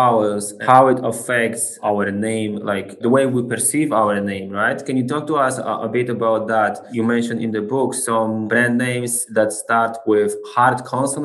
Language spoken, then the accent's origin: English; Poland; moved away; I'm originally from Poland.